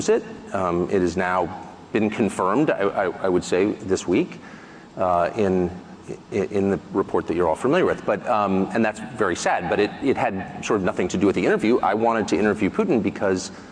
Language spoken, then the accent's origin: English; United States; I say that as an American, and I don't have another passport. I don't plan to ever leave my country. My family's been there hundreds of years